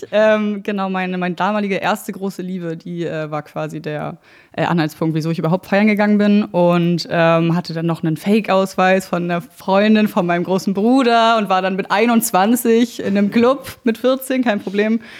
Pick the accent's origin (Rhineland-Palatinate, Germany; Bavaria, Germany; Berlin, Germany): Berlin, Germany; also born or lived in Brandenburg; ich bin in Berlin geboren, das ist richtig, in Tempelhof und dann aber äh, nach Brandenburg gezogen, Rand Berlin, meine Eltern Haus gebaut und ganz süß mit Garten.